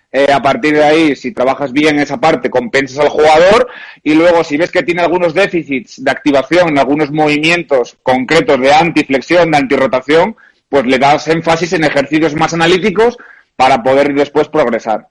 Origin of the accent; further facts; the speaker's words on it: Oviedo, Asturias, Spain; moved away as an adult; also born or lived in Brazil / Porto, Portugal / Madrid, Spain / Japan; Real Oviedo, que es el equipo de, mi tierra